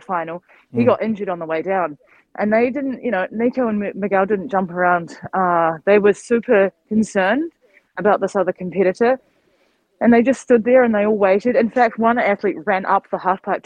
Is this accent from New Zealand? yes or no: yes; New Zealand; moved away; disconnected from my home country because I physically couldn't get back